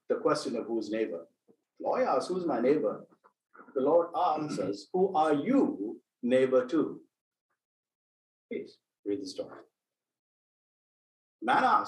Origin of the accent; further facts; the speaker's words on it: India; moved away as an adult; now in United States; I came from India, I done my undergraduate studies. I was all of 20 when I came over here